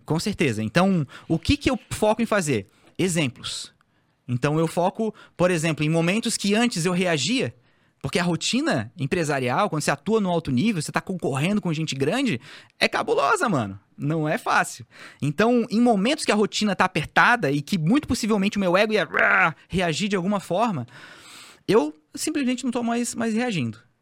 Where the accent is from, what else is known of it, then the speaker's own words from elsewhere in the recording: Florianópolis, Santa Catarina, Brazil; eu sou o manezinho da ilha